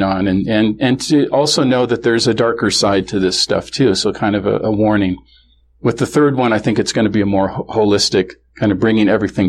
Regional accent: Kenmore, Washington, United States; also born or lived in Seattle; This is in Seattle, or grew up in Kenmore, which is the north end of Seattle, north end of Lake Washington, that area

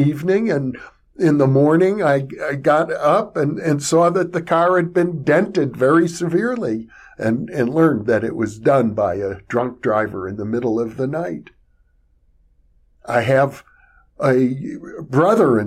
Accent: Fond du Lac, Wisconsin, United States; growing up in Wisconsin, as I did in the 1960s, I graduated from high school in 1965 from L.P. Goodrich High School in Fond du Lac, Wisconsin

